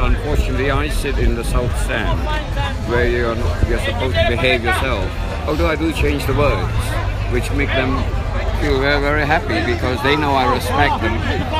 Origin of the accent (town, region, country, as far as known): Kuala Lumpur, Malaysia; born or raised there; now in Manchester, United Kingdom